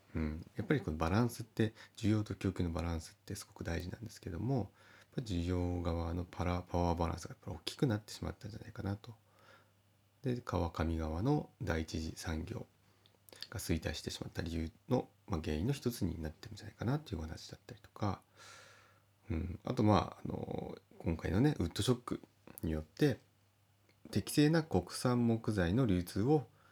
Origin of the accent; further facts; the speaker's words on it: Kita-Uonuma area, Niigata, Japan; 私はあの北魚沼地方で、えー、同じ魚沼の方でも、まあ、若干地方が違うんですけども